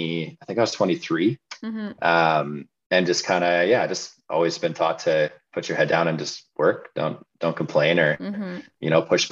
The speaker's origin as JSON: {"language": "English", "town": "Williams Lake", "region": "British Columbia", "country": "Canada", "tie": "born or raised there", "also_born_or_lived": "Vancouver / Prince George", "lives_now": "Kelowna, Canada", "said": "I grew up in Williams Lake, BC, until I was about 18."}